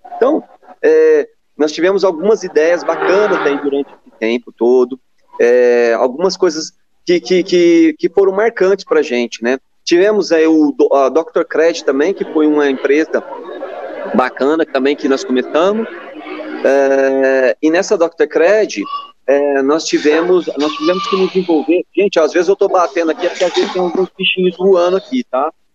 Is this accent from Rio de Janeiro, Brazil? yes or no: no; Suzano, São Paulo, Brazil; now in Franca, Brazil; nasci em Suzano, mas é, Franca é a minha cidade do coração mesmo. Tá? É a cidade que, que eu escolhi para viver.